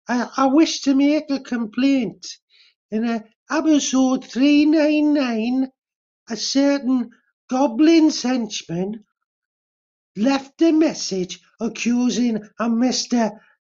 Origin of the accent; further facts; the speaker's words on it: Glasgow, Scotland, United Kingdom; as a Glaswegian myself